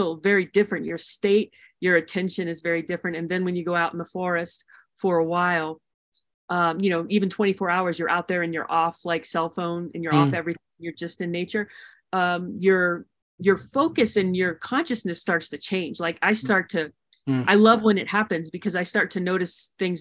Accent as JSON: {"language": "English", "region": "Maryland", "country": "United States", "tie": "born or raised there", "also_born_or_lived": "the western US", "moved": "yes", "said": "I grew up in Maryland and ultimately moving out west to more wild spaces"}